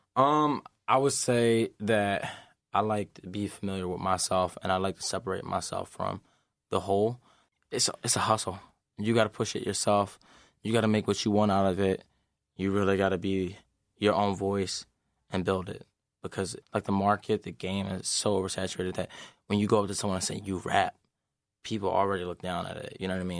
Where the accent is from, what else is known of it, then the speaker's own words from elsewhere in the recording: Philadelphia, Pennsylvania, United States; moved away; also born or lived in Lansing, Michigan; I'm from Philadelphia